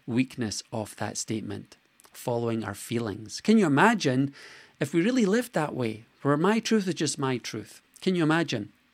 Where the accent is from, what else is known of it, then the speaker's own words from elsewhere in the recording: Scotland, United Kingdom; I was born in Scotland